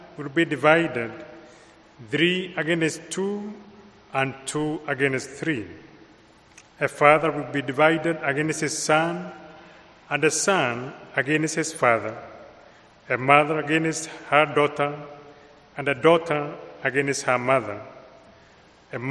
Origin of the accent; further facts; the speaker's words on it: Kenya; accent: Kenyan; moved away; I come from Kenya, so my accent is imported from Kenya